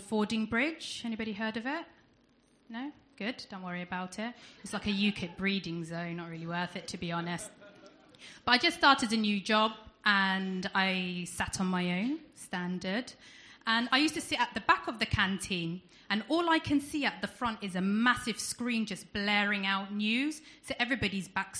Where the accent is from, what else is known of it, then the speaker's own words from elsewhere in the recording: United Kingdom; accent: southern; as I'm sure some of you can tell by my accent, I'm not from around here, I'm from down south